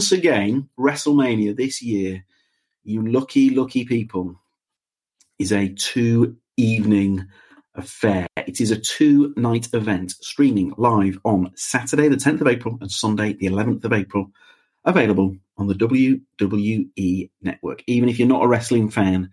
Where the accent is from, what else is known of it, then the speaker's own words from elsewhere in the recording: United Kingdom; as a British person